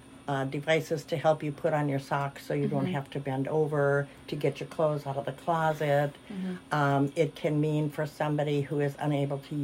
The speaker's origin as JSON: {"language": "English", "region": "Wisconsin", "country": "United States", "also_born_or_lived": "Milwaukee, Wisconsin", "moved": "as an adult", "lives_now": "Missouri, United States", "said": "I'm really from Wisconsin"}